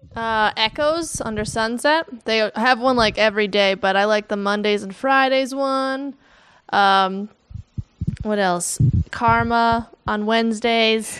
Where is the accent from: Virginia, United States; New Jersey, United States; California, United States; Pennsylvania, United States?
New Jersey, United States; now in Los Angeles, United States; I'm from New Jersey originally